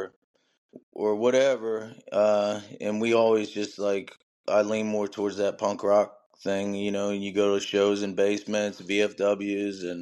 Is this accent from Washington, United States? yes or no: no; Elsmere, Kentucky, United States; also born or lived in Cincinnati, Ohio / Southgate, Kentucky; Originally from Cincinnati. Grew up in Ellesmere, Kentucky. And now I live in Southgate, Kentucky